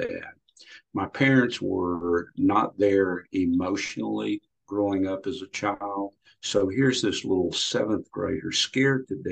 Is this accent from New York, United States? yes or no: no; Louisiana, United States; I grew up in Louisiana in a very rural area